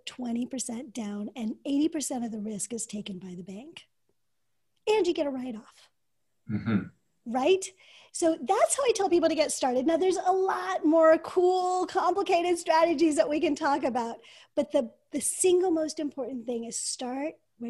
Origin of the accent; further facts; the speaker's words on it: United States; as an American woman or girl at the time